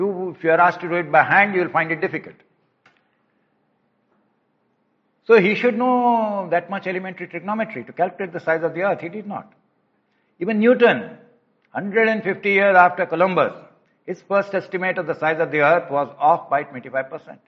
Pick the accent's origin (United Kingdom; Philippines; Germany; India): India; As an Indian